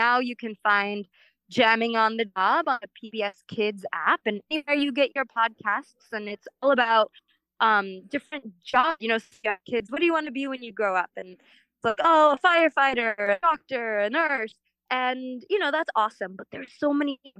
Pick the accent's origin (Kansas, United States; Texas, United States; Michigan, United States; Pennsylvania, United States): Kansas, United States; Kansas City; moved away as an adult; also born or lived in Philadelphia; I grew up in Kansas City speaking Spanish at home, in English at school